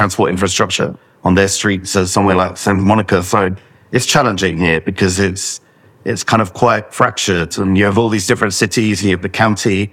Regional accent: London, United Kingdom; moved away as an adult; now in Los Angeles, United States; I was born and brought up in London

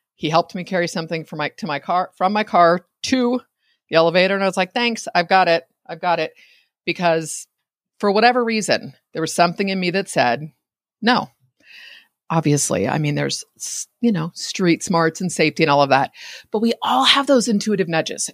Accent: Bay Area, California, United States; I'm in Northern California. I grew up in the Bay Area

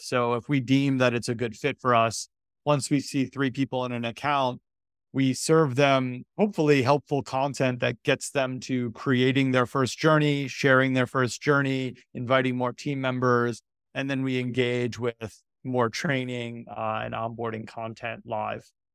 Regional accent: New York, United States; I'm from New York

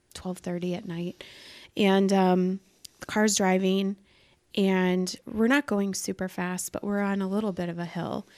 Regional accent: Iowa, United States; I grew up in Iowa

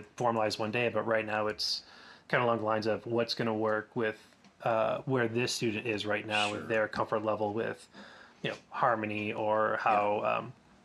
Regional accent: Rochester, New York, United States; moved away; also born or lived in Ithaca, New York; I growing up in Rochester, I was really lucky

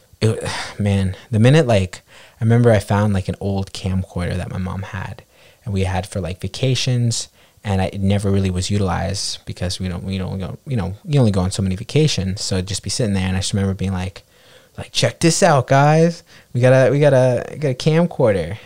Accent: New York City, New York, United States; growing up on the Upper West Side

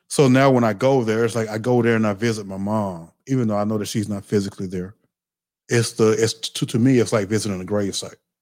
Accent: the South, United States; I'm from the South.

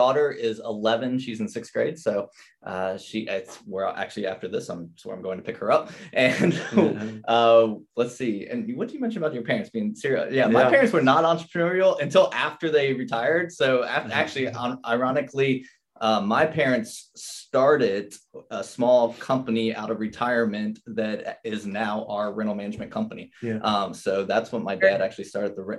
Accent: Northern Kentucky, United States; also born or lived in Chicago, Illinois; now in Myrtle Beach, United States; I'm from Chicago, grew up in Northern Kentucky next to Cincinnati, ended up down at the beach

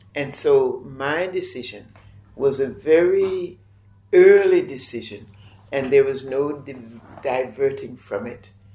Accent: North Carolina, United States; moved away as an adult; also born or lived in Ghana / Kenya / Geneva, Switzerland / Kampala, Uganda; now in Uganda; I grew up in the South in the United States, in North Carolina

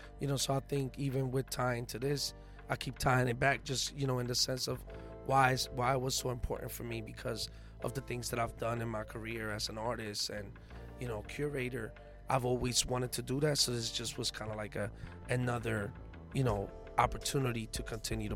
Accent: Puerto Rico; moved away; also born or lived in New York / Philadelphia; I was born in Puerto Rico, you know, have ties in New York and in Philly

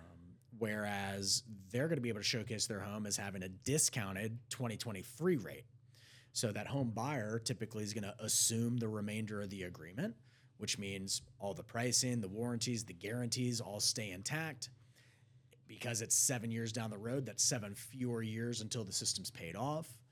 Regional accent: Prosper, Texas, United States; Growing up in Prosper

